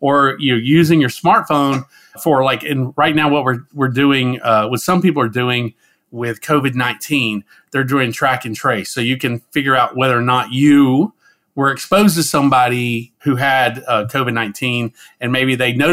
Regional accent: the South, United States; I'm originally from the southeastern United States, and I grew up in the South

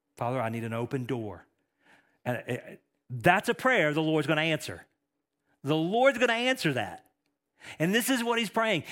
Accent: East Texas, United States; I'm from East Texas

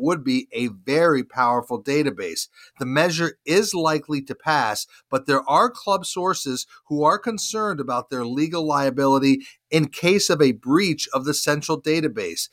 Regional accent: Charlotte, North Carolina, United States; here in my hometown of Charlotte

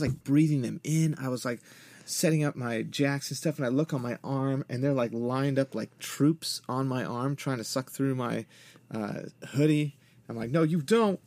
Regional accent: West Coast, United States; moved away; growing up on the West Coast

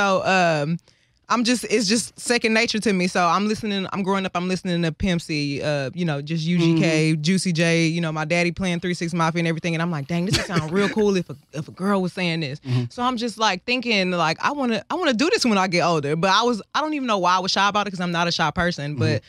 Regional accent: South Park, Texas, United States; so I'm from South Park. My mom was a rapper.

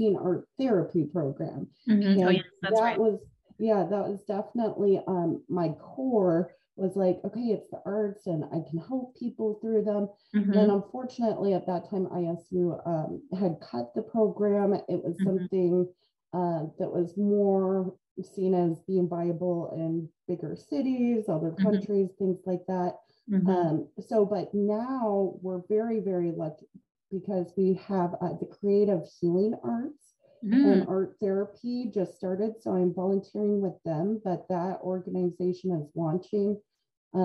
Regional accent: Bloomington, Illinois, United States; I'm from Bloomington Normal. I grew up here

